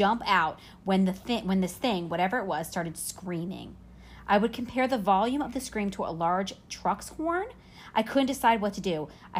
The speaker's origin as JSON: {"language": "English", "region": "New Jersey", "country": "United States", "tie": "born or raised there", "said": "I spent a lot of time in the Pine Barrens when I was growing up in New Jersey."}